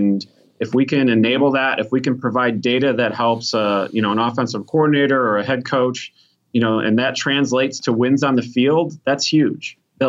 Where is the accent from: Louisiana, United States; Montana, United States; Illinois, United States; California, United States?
Illinois, United States; Chicago; I'm from Chicago, man.